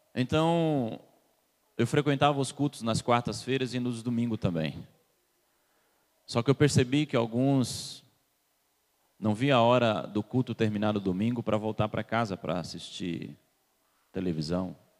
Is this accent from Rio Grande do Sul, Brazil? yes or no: no; Salvador, Bahia, Brazil; now in Curitiba, Brazil; eu também sou baiano, nascido em Salvador.